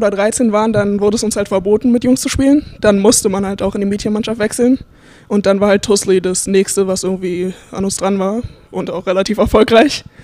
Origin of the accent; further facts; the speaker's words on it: Berlin, Germany; now in United States; ähm, ich komme aus Berlin. Wie gesagt, ich spiele jetzt hier an der Missouri Southern State University und ich habe mit acht Jahren in Berlin halt mit dem Basketball angefangen